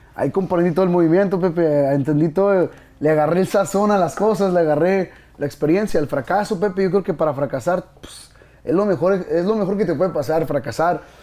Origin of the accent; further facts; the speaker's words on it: Mexico; Soy, soy orgulloso de ser mexicano